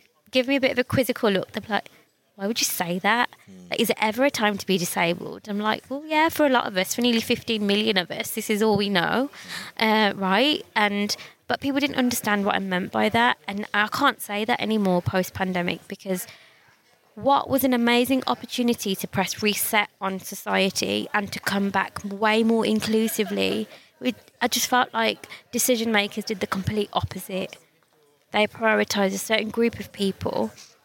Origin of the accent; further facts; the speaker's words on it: Birmingham, West Midlands, United Kingdom; people ask me where I'm from, and I say Birmingham